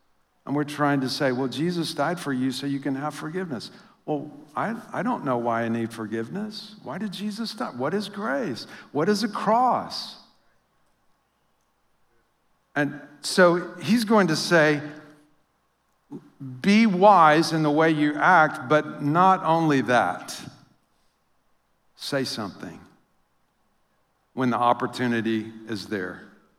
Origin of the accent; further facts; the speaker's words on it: Louisiana, United States; now in St. Louis, United States; But that feeling of, or like when I came to St. Louis, I came from Louisiana, and somebody started talking about hockey. I'd never even heard the word hockey in Louisiana.